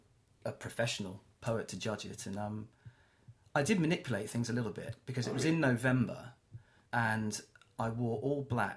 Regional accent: South West England, United Kingdom; accent: Cornish; Or I was very Cornish at the time. I've lost my accent a little bit.

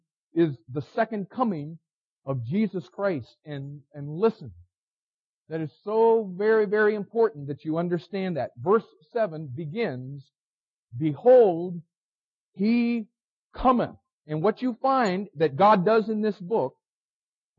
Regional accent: United States; As an American

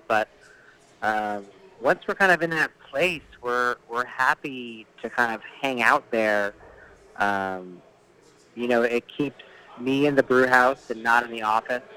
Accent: New England, United States; moved away; also born or lived in Connecticut / Massachusetts / Seattle area; I'm from back east, so I was raised in New England, Connecticut, and Mass uh, mostly

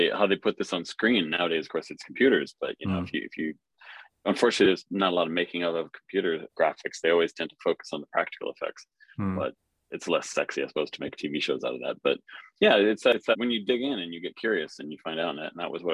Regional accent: Cold Spring, Minnesota, United States; now in London, United Kingdom; I grew up in a tiny little town in central Minnesota in the US called Cold Spring.

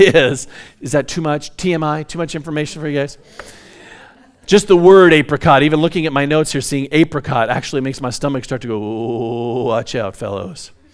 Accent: Hesperia, California, United States; also born or lived in Orange County, California; my dad, uh, bought a large piece of property in Hesperia back in the seventies, and we moved from Orange County up to, uh, Hesperia.

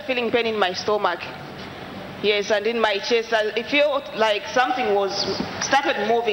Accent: Zambia; I'm from Zambia.

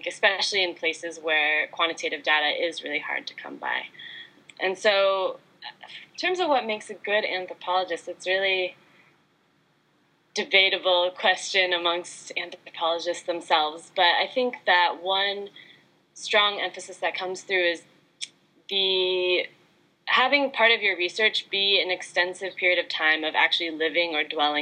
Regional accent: United States; I'm Chinese American

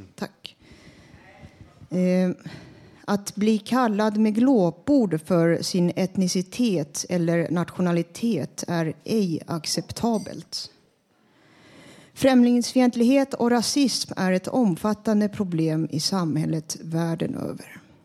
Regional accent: Stockholm, Stockholm County, Sweden; also born or lived in Finland; Jag och mina klasskamrater gick i en finskspråkig klass i Stockholm

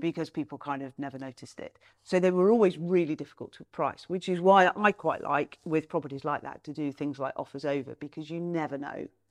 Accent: Nottingham, East Midlands, United Kingdom; my hometown, Nottingham

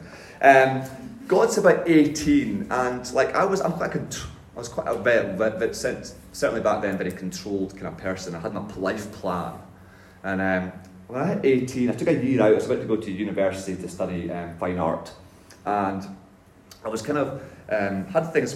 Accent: north of Scotland, United Kingdom; moved away; I was brought up in the north of Scotland

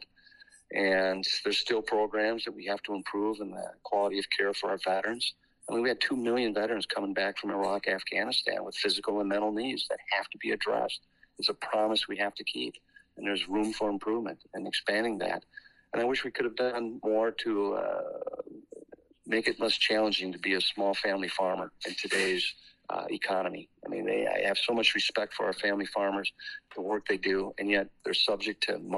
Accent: Western Wisconsin, United States; Both of us were born and raised in Western Wisconsin

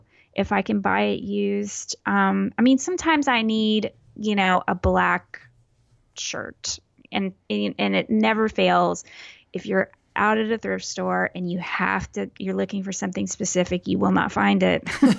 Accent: Texas, United States; I'm very Texan, and I drive a big ass car.

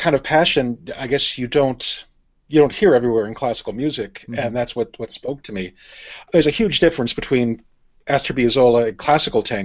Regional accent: Washington, District of Columbia, United States; moved away; I'm from Washington, D.C. originally

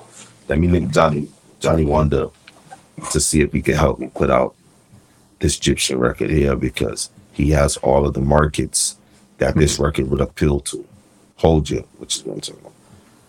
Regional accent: Jamaica; And one of his dogs, I'm from Jamaica, was with him.

